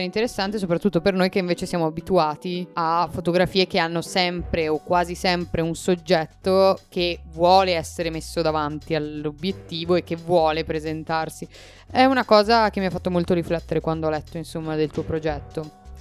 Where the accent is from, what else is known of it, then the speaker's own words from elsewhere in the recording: Bolzano, Trentino-Alto Adige, Italy; noi che siamo di Bolzano